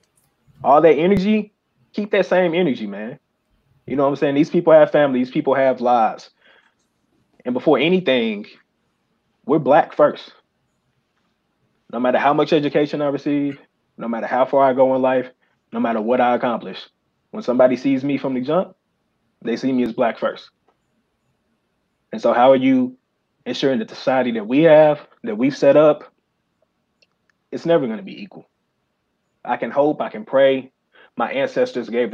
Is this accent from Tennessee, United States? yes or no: yes; Memphis, Tennessee, United States; I grew up in Memphis. I went to Whitehaven High School